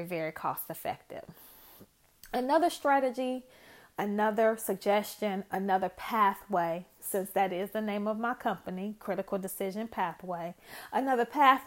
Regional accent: Chicago, Illinois, United States; I am originally from Chicago

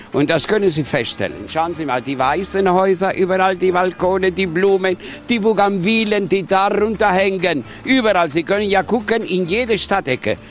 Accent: Andalusia, Spain; German is a second language; Ich bin ja ein echter Spanier, also das können Sie merken

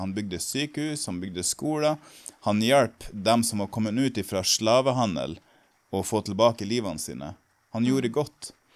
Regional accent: Norway; moved away

